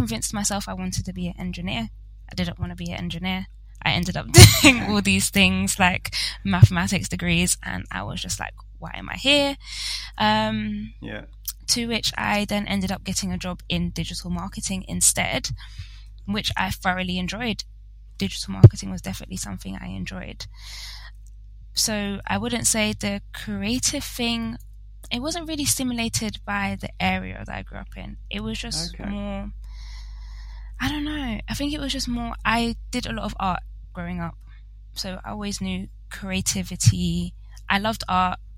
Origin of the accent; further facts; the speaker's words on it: London, United Kingdom; I am in London, and I unfortunately grew up in London. I haven't moved. I've stayed right here.